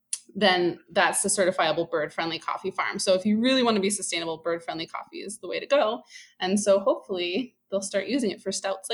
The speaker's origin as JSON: {"language": "English", "region": "the suburbs of New York", "country": "United States", "tie": "born or raised there", "also_born_or_lived": "Colorado", "said": "I actually grew up in the suburbs of New York. My dad commuted to the city. And I lived here all my life until I went to college in Colorado."}